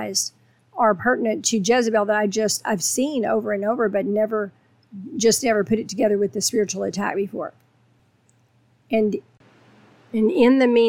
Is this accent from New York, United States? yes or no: no; Texas, United States; I'm from Texas